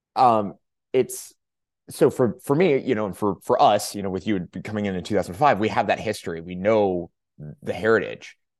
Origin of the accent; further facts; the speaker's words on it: Southern California, United States; I'm from Southern California